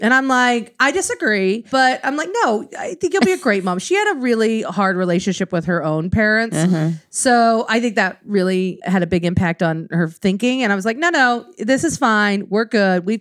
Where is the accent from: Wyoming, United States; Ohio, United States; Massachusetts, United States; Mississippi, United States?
Wyoming, United States; moved away; we grew up in Wyoming